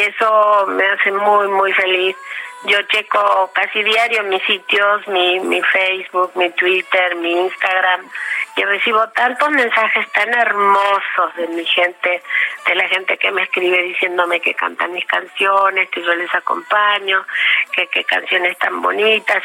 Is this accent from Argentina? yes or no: yes; Patagonia, Argentina; moved away as an adult; also born or lived in Trelew / Buenos Aires; now in Mexico; yo nací en la Patagonia y para mí mi país es la Patagonia